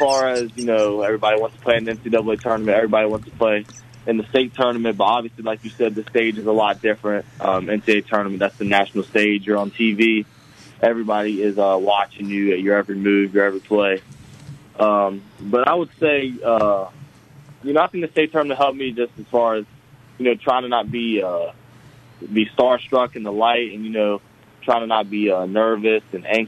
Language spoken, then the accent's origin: English; West Virginia, United States; we're all from West Virginia